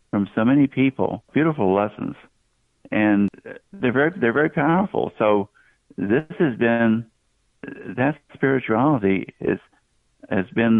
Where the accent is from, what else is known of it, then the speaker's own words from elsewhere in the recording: Southeast, United States; I grew up in the southeastern part of the country